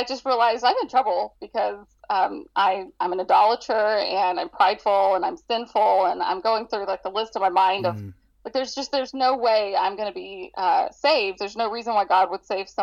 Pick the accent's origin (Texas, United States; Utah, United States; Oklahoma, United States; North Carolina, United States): Texas, United States; Dallas; moved away; I was born and raised in Dallas, Texas